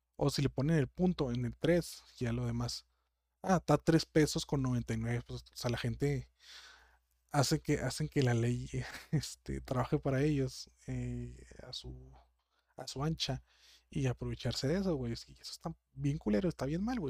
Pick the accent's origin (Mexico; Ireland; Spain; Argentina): Mexico; yo soy de México, y creo que las gentes que me está escuchando son muchas de mi ciudad